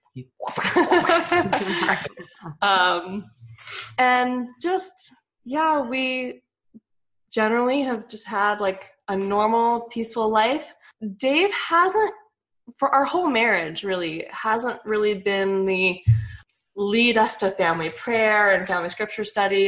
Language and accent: English; Flagstaff, Arizona, United States; moved away as an adult; now in Mesquite, United States; I grew up mostly in Flagstaff. Um, I moved there when I was six